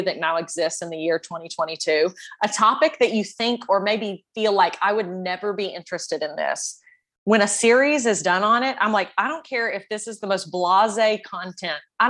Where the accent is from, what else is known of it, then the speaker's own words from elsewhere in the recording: Tennessee, United States; now in Lexington, United States; I'm from Tennessee